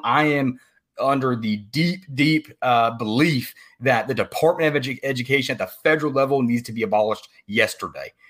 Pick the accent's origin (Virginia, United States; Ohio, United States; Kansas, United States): Virginia, United States; moved away; I grew up in Virginia. That's where I'm originally from. You know, I no longer live there